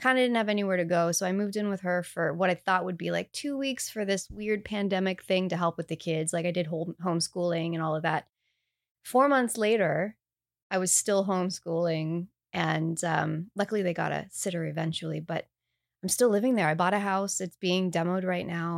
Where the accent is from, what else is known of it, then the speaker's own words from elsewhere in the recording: Canada; I say bag. I'm Canadian